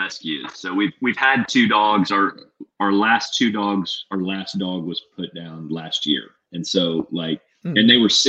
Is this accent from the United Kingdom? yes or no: no; Illinois, United States; moved away as an adult; now in Texas, United States; I was born in Illinois and raised in Illinois, actually.